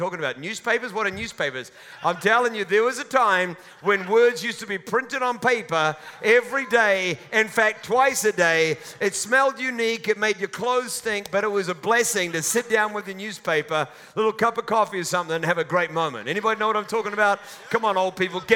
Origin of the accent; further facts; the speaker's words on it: Auckland, New Zealand; also born or lived in Mount Roskill, Auckland; When I was a child, when I was born, my family lived in a house in the suburb of Hillsborough in Auckland.